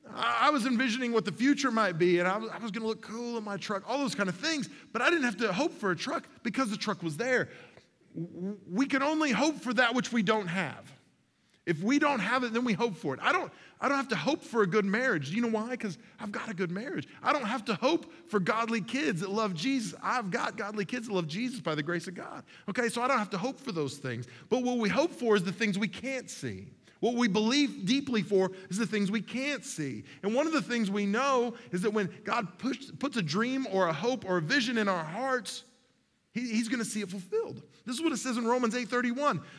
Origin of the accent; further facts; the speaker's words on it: Mustang, Oklahoma, United States; I was 15 years old, growing up in Mustang, Oklahoma, the hard streets of suburban Oklahoma City